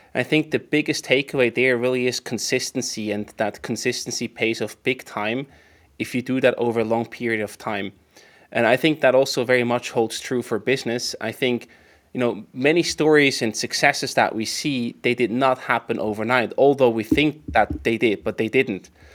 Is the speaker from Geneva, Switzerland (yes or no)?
no; Emmental Valley, near Bern, Switzerland; moved away as an adult; also born or lived in St. Gallen, Switzerland; now in Zürich, Switzerland; I went back to my parents' place near, near Bern, in the Emmental Valley